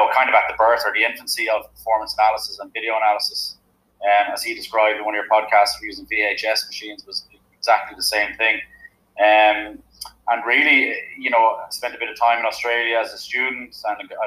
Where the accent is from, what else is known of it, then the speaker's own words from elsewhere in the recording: Bray, Leinster, Ireland; moved away as an adult; now in Limerick, Ireland; I'm originally from Bray in County Wicklow, which is just a couple of kilometres south of Dublin.